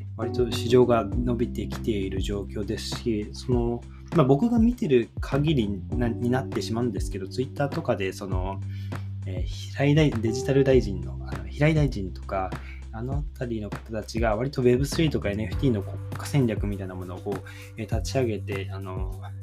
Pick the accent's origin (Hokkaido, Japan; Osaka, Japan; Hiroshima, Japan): Hiroshima, Japan; now in Kanagawa, Japan; 僕出身は広島の方なんですけど